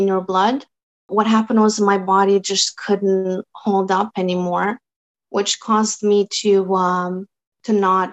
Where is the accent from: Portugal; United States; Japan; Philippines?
Portugal; Azores; first language Portuguese; English is a second language; now in Canada; I came from Azores, the islands of Portugal, and we speak Portuguese.